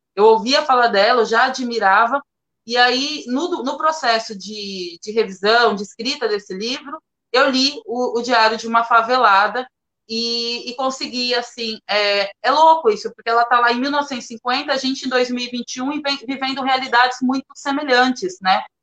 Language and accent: Portuguese; Praia Grande, São Paulo, Brazil; eu sou de Praia Grande, mais especial assim, no fundão de Praia Grande, do Caixara